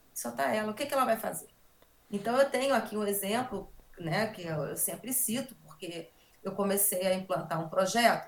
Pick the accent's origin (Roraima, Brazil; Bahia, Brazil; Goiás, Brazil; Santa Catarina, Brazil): Roraima, Brazil; now in Rio de Janeiro, Brazil; Eu sou, eu sou de Roraima e antes de eu falar da minha saída, eu acho importante eu falar dessa minha referência em Roraima, porque eu começo a praticar e a conhecer o que é sociedade, o que é família, né, em Roraima